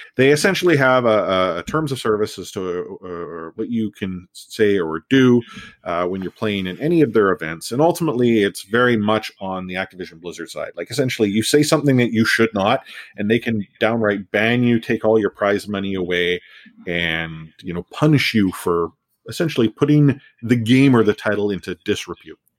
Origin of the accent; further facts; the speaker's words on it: Canada; I'm a Canadian, you know, born and raised